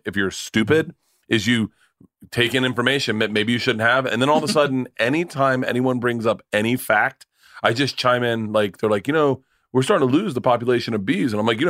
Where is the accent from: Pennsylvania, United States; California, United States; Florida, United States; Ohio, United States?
Florida, United States; moved away as an adult; I grew up in Florida